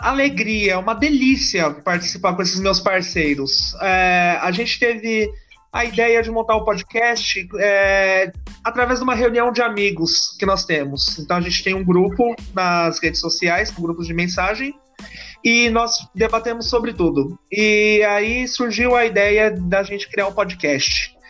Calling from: Guarulhos, São Paulo, Brazil; falo de Guarulhos.

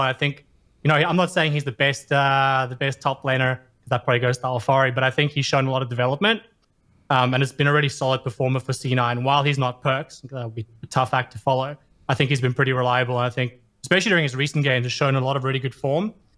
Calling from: Sydney, New South Wales, Australia; I am calling from Sydney, Australia.

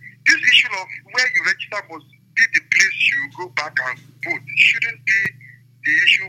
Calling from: Lagos, Nigeria; I'm calling you from Lagos.

